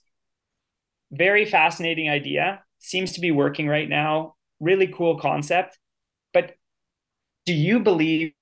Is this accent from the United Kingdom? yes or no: no; Canada; as a Canadian